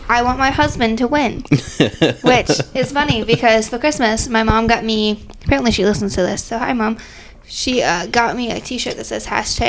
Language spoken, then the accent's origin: English; Iowa, United States; Like, we're from Iowa.